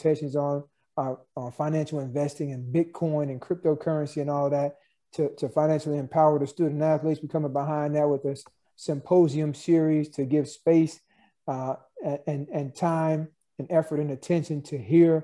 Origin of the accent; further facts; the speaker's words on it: Martin, Tennessee, United States; I grew up in Tennessee, and regardless of the history of the state and even the social segregation that may have been experienced in a town like Martin, Tennessee, where I'm from